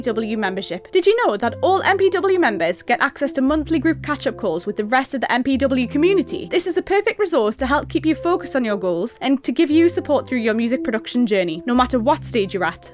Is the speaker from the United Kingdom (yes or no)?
yes; Newcastle upon Tyne, North East England, United Kingdom; I'm from Newcastle-upon-Tyne